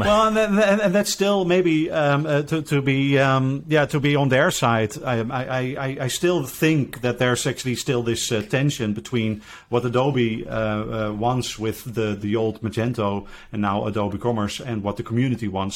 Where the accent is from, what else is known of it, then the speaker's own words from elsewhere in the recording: Netherlands; I'm from the Netherlands